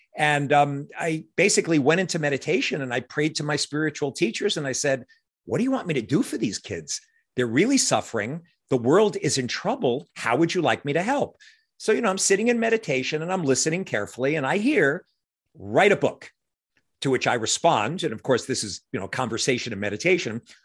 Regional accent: New York City, New York, United States; moved away as an adult; now in Hudson Valley, United States; Superhero mythology was always kind of what I grew up with in Regal Park, Queens

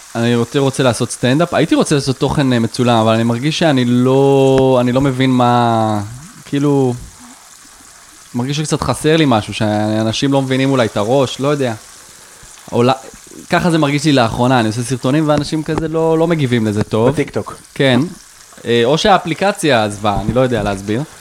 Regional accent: Rosh HaAyin, Central District, Israel; אני מראש העין

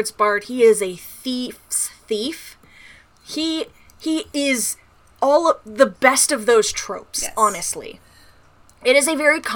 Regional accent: the American South, United States; I'm from the American South. I live in the American South

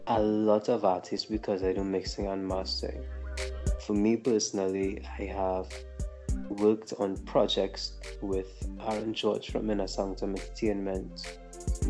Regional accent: Trinidad & Tobago; I'm a Trinidadian

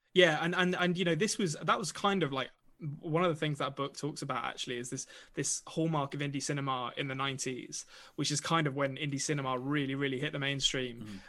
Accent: England, United Kingdom; I'm an Englishman

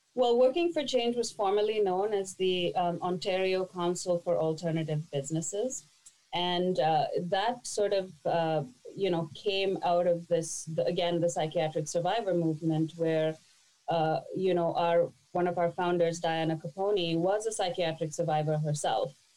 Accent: India; moved away as an adult; now in Toronto, Canada; I was born and raised in India, and at the age of 20, I moved to Toronto

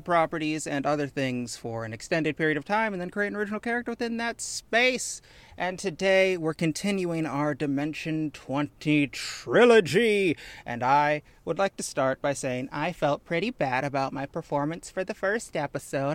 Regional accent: Chicago, Midwest, United States; I am, in fact, from the Midwest. I claim Chicago

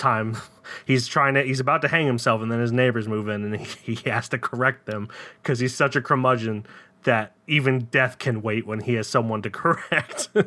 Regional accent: United States; I'm an American

